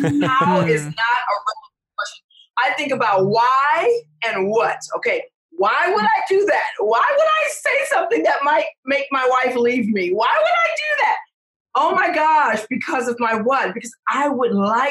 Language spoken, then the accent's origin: English; Detroit, Michigan, United States; I'm from Detroit.